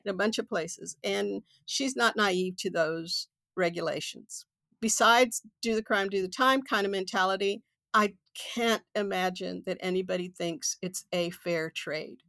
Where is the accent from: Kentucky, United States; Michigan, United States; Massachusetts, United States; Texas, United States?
Texas, United States; Houston; I come from East End, eh, of Magnolia